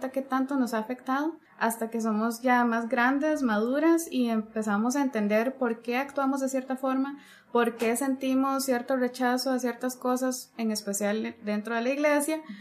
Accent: Costa Rica; Somos de Costa Rica. Costa Rica, así como yo dije, porque si usted dice Costa Rica, no es nuestro país.

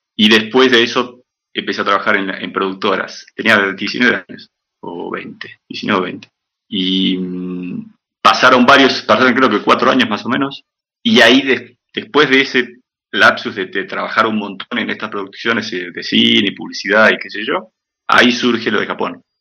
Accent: Viedma, Río Negro, Argentina; moved away as an adult; also born or lived in El Bolsón, Río Negro / Buenos Aires / Sapporo, Japan; now in Brazil; yo nací en el Bolsón Río Negro, en el año 80, eh, y viví casi 10 años ahí, mi viejo vive ahí todavía. Eh, y en el 90, 90, 89, 90, nos mudamos

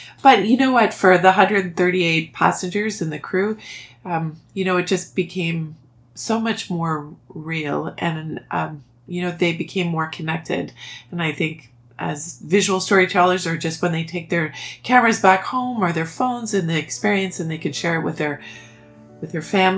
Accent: Ottawa, Ontario, Canada; I grew up in Ottawa, and I've lived and stayed in Ottawa my entire career

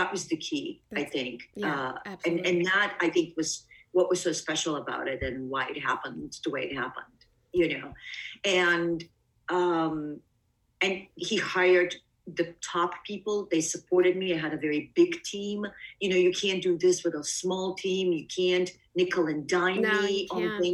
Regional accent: Bulgaria; also born or lived in Greece / East Coast, United States; now in United States; I was born in Bulgaria, but my family and I left

